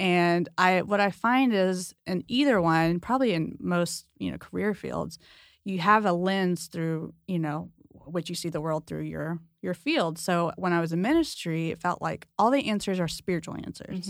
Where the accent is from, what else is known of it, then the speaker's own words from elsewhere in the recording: San Diego, California, United States; I'm from San Diego